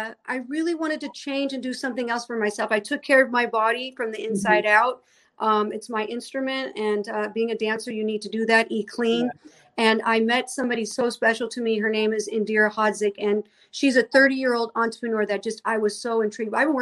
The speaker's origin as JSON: {"language": "English", "town": "St. Louis", "region": "Missouri", "country": "United States", "moved": "yes", "said": "I'm originally from St. Louis, Missouri, and that's exactly where I am right now because I'm celebrating my mom's 87th birthday"}